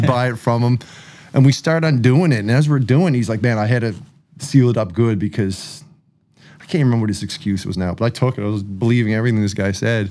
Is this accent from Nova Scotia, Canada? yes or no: yes; Enfield, Nova Scotia, Canada; I'm from the East Coast